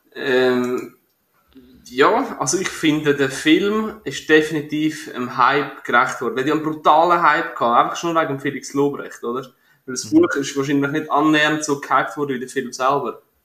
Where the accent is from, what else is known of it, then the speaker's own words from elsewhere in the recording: Switzerland; als Schweizer, äh, Durchschnittsbürger